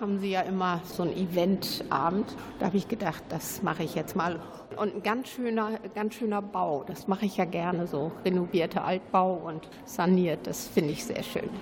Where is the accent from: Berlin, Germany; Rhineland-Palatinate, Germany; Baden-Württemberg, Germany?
Berlin, Germany; Ich komme aus Berlin, habe hier Verwandte